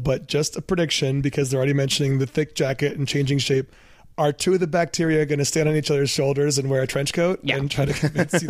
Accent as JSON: {"language": "English", "town": "Ann Arbor", "region": "Michigan", "country": "United States", "tie": "born or raised there", "said": "in my hometown, the population of Ann Arbor sells out. The city itself has 100,000 people."}